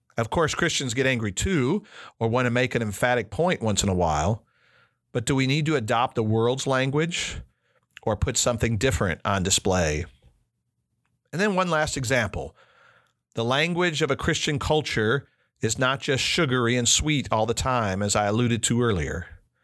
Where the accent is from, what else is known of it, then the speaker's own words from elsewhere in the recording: Chicago, Illinois, United States; also born or lived in United Kingdom; Growing up in Chicago gave me lots of connections to other cultures